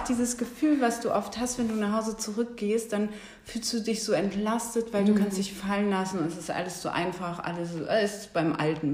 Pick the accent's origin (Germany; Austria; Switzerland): Germany; Bremen; moved away as an adult; now in Berlin, Germany; ich komme ursprünglich aus Bremen, bin auch dort geboren und bin seit 2009 äh, in Berlin